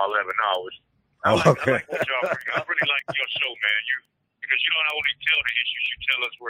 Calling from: Detroit, Michigan, United States; I'm calling from Detroit, Michigan.

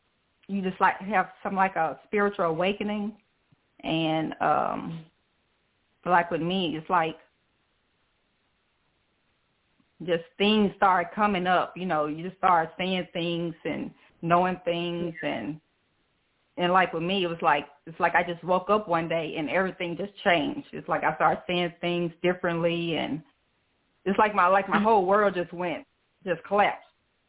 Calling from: Senatobia, Mississippi, United States; I'm calling from Senatobia, Mississippi.

